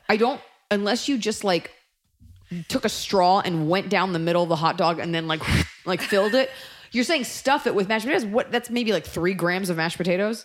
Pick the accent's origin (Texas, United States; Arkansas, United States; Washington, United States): Texas, United States; as a Texan myself